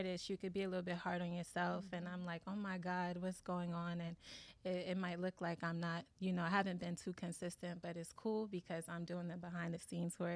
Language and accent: English; New York City, New York, United States; I'm Nigerian-American. Born and raised in Brooklyn, New York.